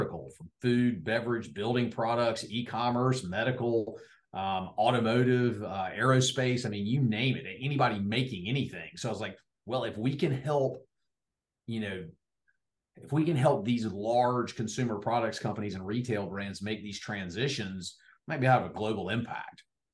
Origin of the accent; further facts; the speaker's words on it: Wrightsville Beach, North Carolina, United States; I grew up in Riceville Beach, North Carolina